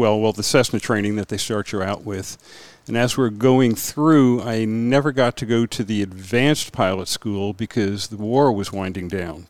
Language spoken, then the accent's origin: English; Vermont, United States; Actually, Vermont.